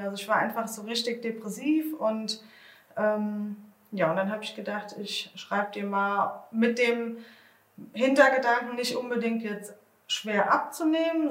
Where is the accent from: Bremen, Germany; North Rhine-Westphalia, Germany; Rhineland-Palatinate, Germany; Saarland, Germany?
Rhineland-Palatinate, Germany; Bad Marienberg; ich komme aus Bad Marienberg